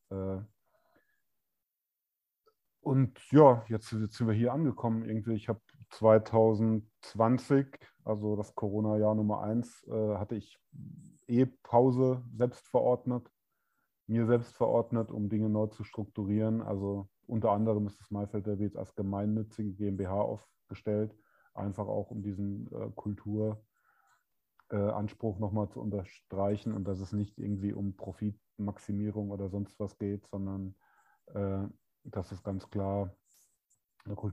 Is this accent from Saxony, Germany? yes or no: no; Hesse, Germany; Also ich komme ursprünglich aus der geografischen Mitte von äh, Heidelberg und Darmstadt, also ganz Südhessen.